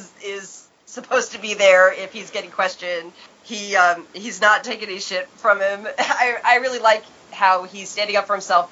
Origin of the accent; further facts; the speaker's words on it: New York, United States; when I was growing up in New York